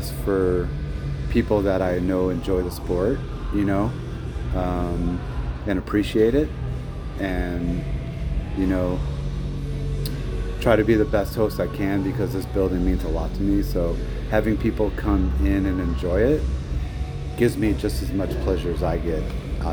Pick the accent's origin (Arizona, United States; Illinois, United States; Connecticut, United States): Arizona, United States; Phoenix; now in Las Vegas, United States; I was born and raised in Phoenix. Been in Vegas 30 years.